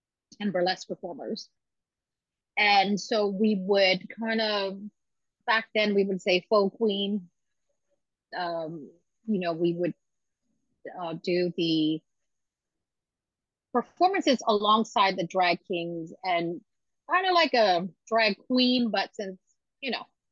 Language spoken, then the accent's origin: English; Washington, District of Columbia, United States; my hometown is how I feel